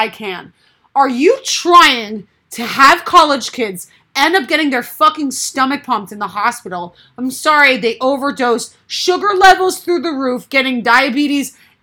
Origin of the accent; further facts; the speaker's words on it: New England, United States; We are both from New England